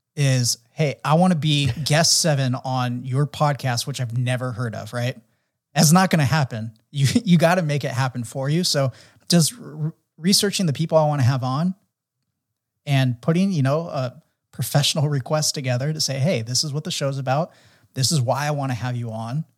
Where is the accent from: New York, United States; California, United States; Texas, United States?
California, United States; San Diego; growing up in San Diego, really into action sports